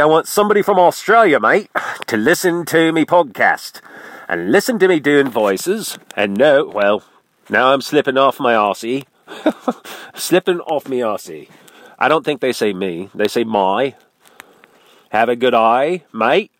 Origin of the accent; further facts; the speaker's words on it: Midwest, United States; I'm from the Midwest, where you look as far as the eye can see, and it's flat and ugly